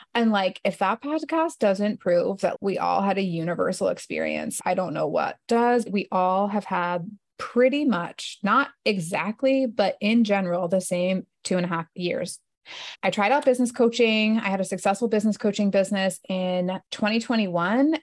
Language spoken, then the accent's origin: English; New Jersey, United States; moved away as an adult; also born or lived in Manhattan, New York; now in Northern Virginia, United States; I grew up in New Jersey